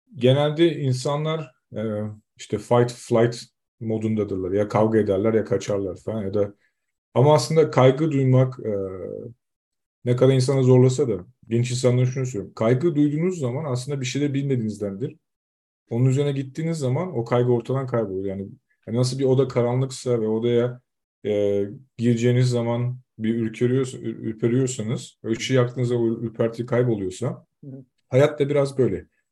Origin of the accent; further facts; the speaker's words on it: Zonguldak, Turkey; moved away as an adult; now in Denmark; Biz Zonguldaklıyız, Zonguldak'ta.